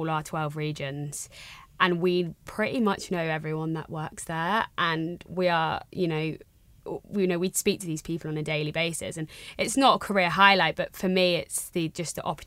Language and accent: English; Jersey; also born or lived in Brighton; I'm from Jersey. I was, you know, I went to school here. Went to uni off island. I came back.